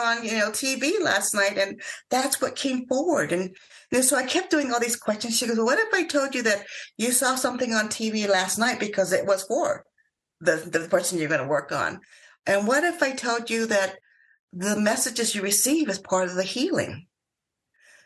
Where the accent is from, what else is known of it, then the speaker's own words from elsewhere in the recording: Hawaii, United States; I grew up in Hawaii